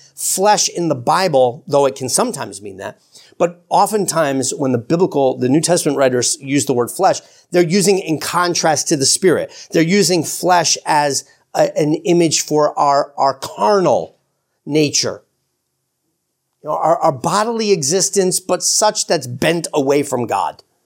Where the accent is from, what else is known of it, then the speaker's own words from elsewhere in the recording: New York, United States; I'm an American, for crying out loud, and I'm a New Yorker